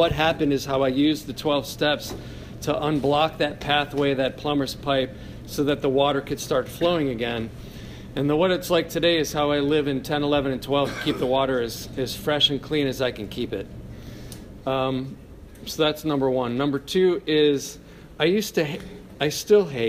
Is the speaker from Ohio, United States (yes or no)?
yes; Cleveland Heights, Ohio, United States; I grew up in Cleveland Heights